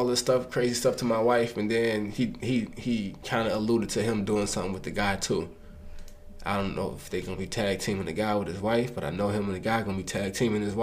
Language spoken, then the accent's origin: English; Chicago, Illinois, United States; I'm from Chicago, bro. It's a very player town